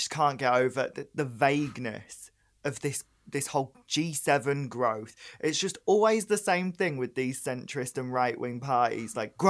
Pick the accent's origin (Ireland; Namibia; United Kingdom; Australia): United Kingdom; Northern England; I live in the North. I was raised in the North. You wouldn't really hear it in my voice.